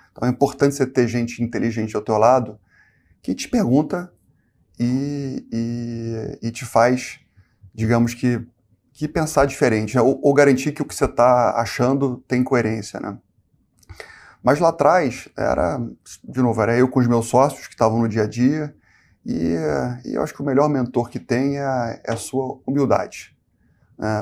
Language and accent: Portuguese; Rio de Janeiro, Brazil; moved away as an adult; also born or lived in Porto Alegre; Eu sou carioca.